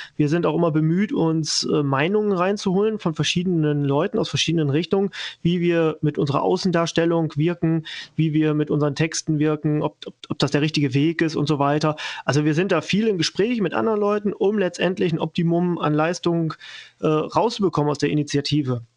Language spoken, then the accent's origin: German; western Germany, Germany; moved away as an adult; now in Saxony, Germany; ich komme ja selber auch aus dem Westen, bin nach, vor drei Jahren circa nach Sachsen gezogen.